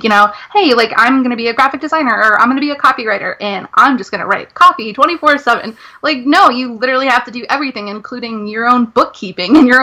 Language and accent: English; Rhode Island, United States; I'm from Rhode Island